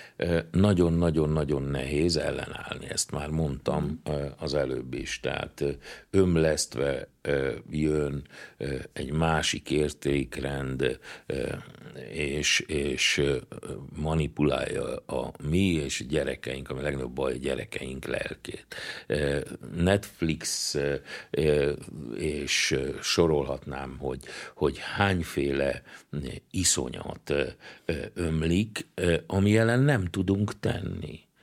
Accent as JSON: {"language": "Hungarian", "area": "Transcarpathia", "region": "Zakarpattia Oblast", "country": "Ukraine", "moved": "yes", "lives_now": "Hungary", "said": "leginkább kárpátaljaiként, ö, ö, élem meg nehezen, mert lassan megszűnik a kárpátaljai magyarság"}